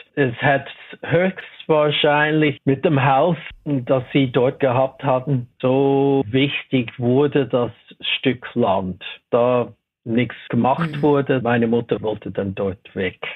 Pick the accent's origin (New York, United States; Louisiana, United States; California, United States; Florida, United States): California, United States; Los Angeles; German is a second language; moved away as an adult; also born or lived in Pasadena, California; now in Switzerland; Ich bin in Watts aufgewachsen. Also während der ersten elf Jahren war ich dort.